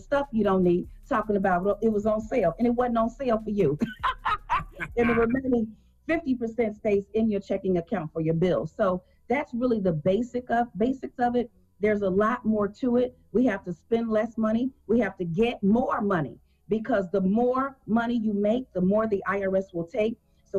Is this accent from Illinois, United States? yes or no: yes; Chicago, Illinois, United States; I was born and raised in Chicago.